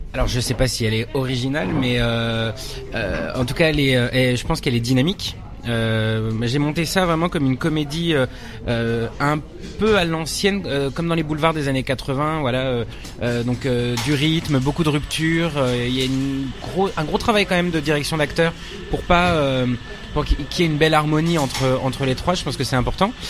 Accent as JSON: {"language": "French", "town": "Nanterre", "region": "Île-de-France", "country": "France", "tie": "born or raised there", "also_born_or_lived": "Paris", "said": "Je suis né à Paris. Et après j'ai grandi en banlieue parisienne aussi à Nanterre dans, le, dans les Hauts-de-Seine"}